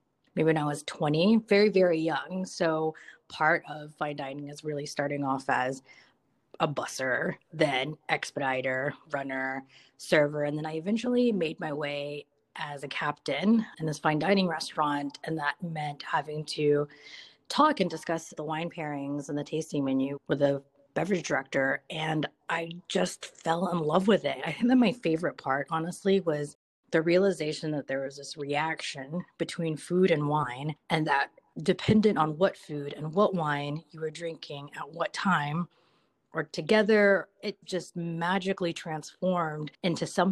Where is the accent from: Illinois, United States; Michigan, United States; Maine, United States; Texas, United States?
Texas, United States; Dallas; also born or lived in Philippines; now in Austin, United States; I was originally born in the Philippines. And then my mom, very common in the Filipino culture, is for women to get recruited into nursing programs into the United States. And so my mom got recruited into a nursing program at the Baylor Medical Center in Dallas. That's where I grew up.